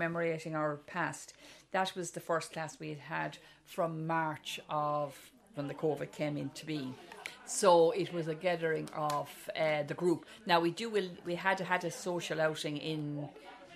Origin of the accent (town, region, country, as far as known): North Tipperary, Munster, Ireland; born or raised there; moved away as an adult; now in Offaly, Ireland